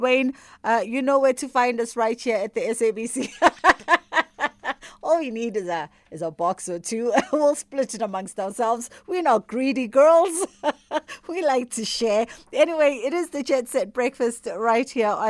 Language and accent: English; KwaZulu-Natal, South Africa; I'm not from Cape Town like you. I'm a KZN girl